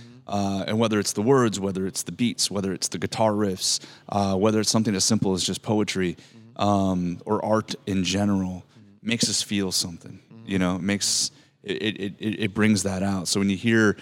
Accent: Green Bay, Wisconsin, United States; We're in my hometown of Green Bay, Wisconsin

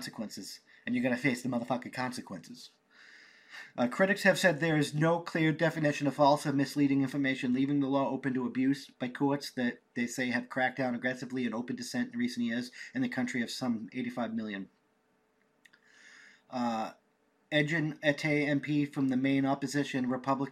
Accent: United States; I love being American

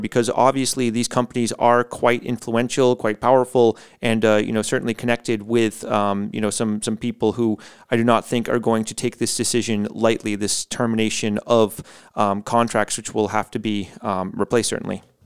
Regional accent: United States; born or raised there; moved away

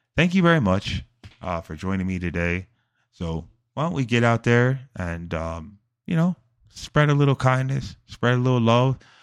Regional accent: United States; my home country

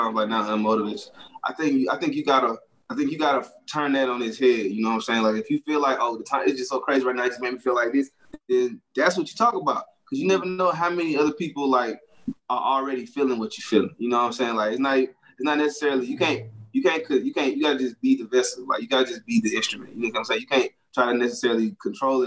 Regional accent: Atlanta, Georgia, United States; born or raised there

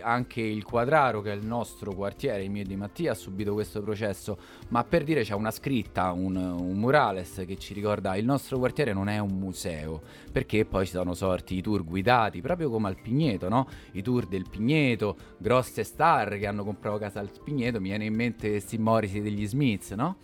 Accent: Rome, Lazio, Italy; noi siamo di romani di Roma Sud, quindi parleremo della nostra via Casilina

